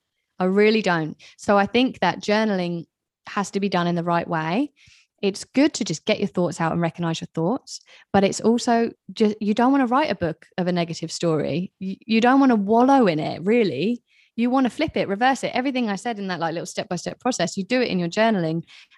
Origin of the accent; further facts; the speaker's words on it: England, United Kingdom; moved away; I am British. I know my accent is all over the place because I haven't lived in England for a long time. People are always like, where the hell are you from? Anyway, but I am British